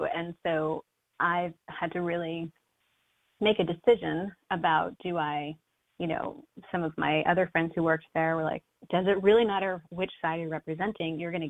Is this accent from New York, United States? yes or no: yes; Shirley, New York, United States; I think a lot of these decisions are based on growing up in Shirley, where, it's pretty blue collar.